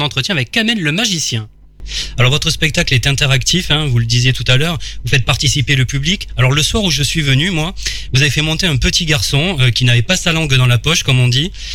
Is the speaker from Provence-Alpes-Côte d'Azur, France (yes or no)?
yes; Arles, Provence-Alpes-Côte d'Azur, France; je suis du coin en fait. Je suis d'Arles